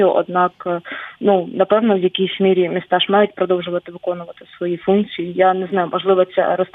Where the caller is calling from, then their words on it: Chernihiv Oblast, Ukraine; Я з Чернігівщини, Мониторили ли вы север Чернігівщини, ми недалеко очень от границі, причому от двох від білоруської від російської.